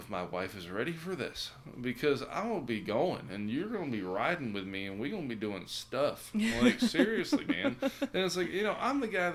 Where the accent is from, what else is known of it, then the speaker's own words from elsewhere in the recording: United States; I'm American